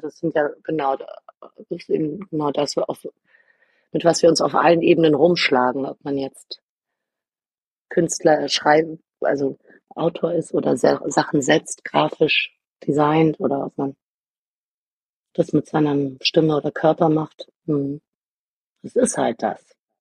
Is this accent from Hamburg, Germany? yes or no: no; Berlin, Germany; Ich bin Berlinerin, mein Vater hat für die Amerikaner im besetzten, in Anführungsstrichen, im befreiten Berlin gearbeitet.